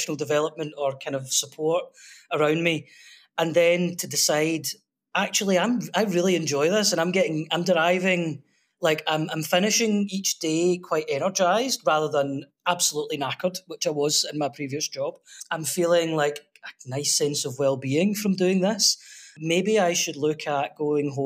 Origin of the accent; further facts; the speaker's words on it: Glasgow, Scotland, United Kingdom; moved away as an adult; now in Koh Samui, Thailand; I'm from Glasgow in Scotland.